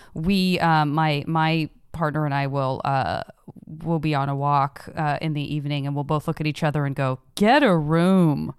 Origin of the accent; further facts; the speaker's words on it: Tucson, Arizona, United States; moved away; I'm originally from Tucson, Arizona